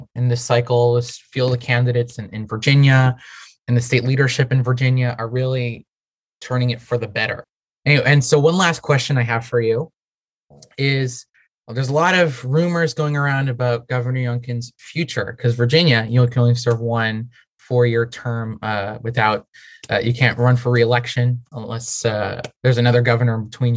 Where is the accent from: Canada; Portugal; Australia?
Portugal; now in United States; I grew up in Portugal